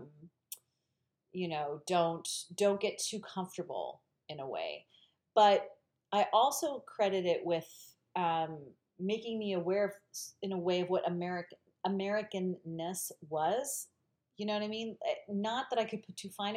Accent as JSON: {"language": "English", "area": "Hudson County", "region": "New Jersey", "country": "United States", "tie": "born or raised there", "said": "I grew up in New Jersey in Hudson County to Spanish parents"}